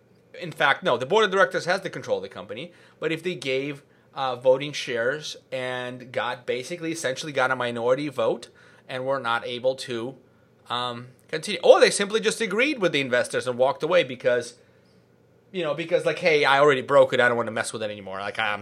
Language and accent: English; California, United States; But so I'm from Silicon Valley.